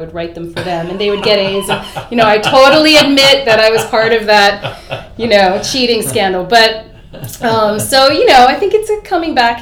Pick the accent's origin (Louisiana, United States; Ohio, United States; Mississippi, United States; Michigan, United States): Ohio, United States; Cincinnati; growing up in Cincinnati